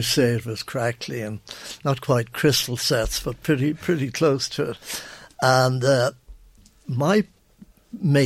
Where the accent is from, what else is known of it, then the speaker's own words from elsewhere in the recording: Ireland; I'm an Irishman